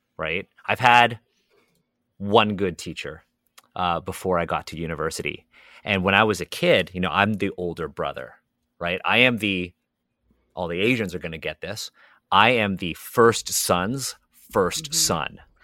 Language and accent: English; Toronto, Ontario, Canada; I was born and raised in Toronto